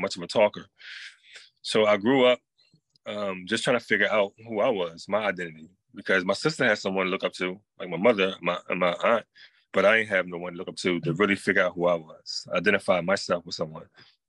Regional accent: North Carolina, United States; So basically, I moved in from North Carolina.

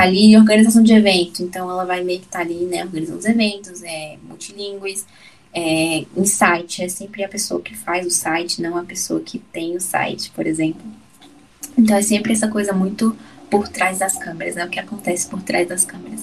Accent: Brasília, Federal District, Brazil; eu nasci em Brasília, mas a minha família é baiana

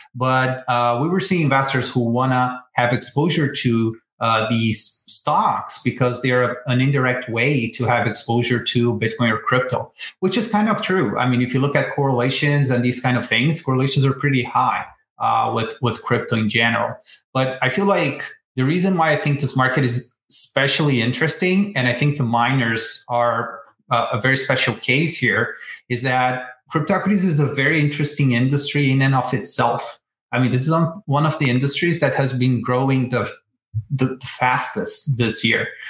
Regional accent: Brazil; moved away as an adult; now in United States; I'm originally from Brazil, born, and raised there.

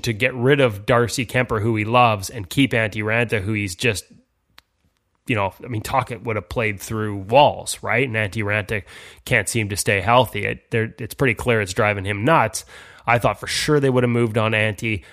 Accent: Vancouver, British Columbia, Canada; I'm from Vancouver

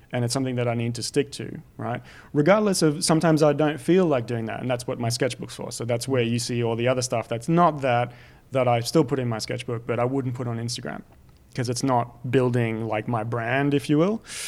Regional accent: France; moved away; growing up in France

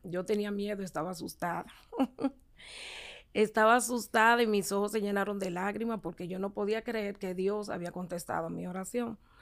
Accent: Santo Domingo, Distrito Nacional, Dominican Republic; Soy la cuarta de ocho hermanos. Eh, me crié con mis padres

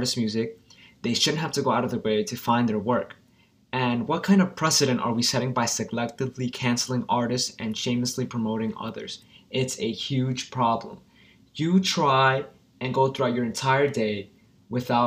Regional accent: New York, United States; He's from New York and we're both from New York

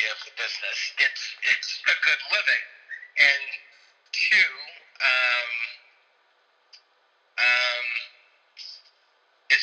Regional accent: Beverly Hills, California, United States; growing up in Beverly Hills, being two black kids in our whole grade

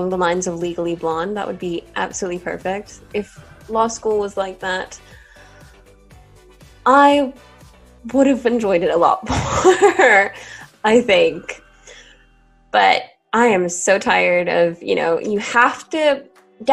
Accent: Portugal; first language English; moved away as an adult; I'm Portuguese and I live in Portugal and I've always gone to international schools

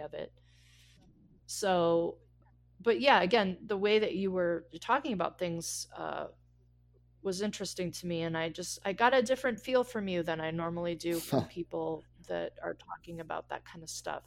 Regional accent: Colorado, United States; moved away; also born or lived in Los Angeles; I'm from Colorado, where fifty degrees is lovely.

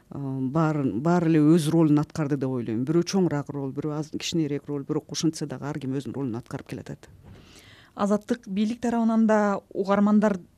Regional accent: Kyrgyzstan; moved away as an adult; now in Prague, Czechia; бизде кыргызстанда

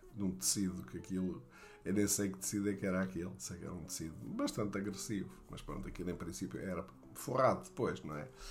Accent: Barroca Grande, Centro, Portugal; also born or lived in Atalaia / Fundão; o que eu lembro mais da minha infância na Barroca Grande era era o futebol

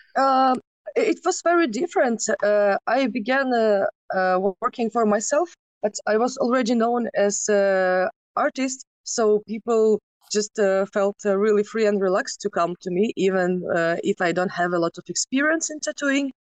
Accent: Kyiv, Ukraine; I was born in Kiev

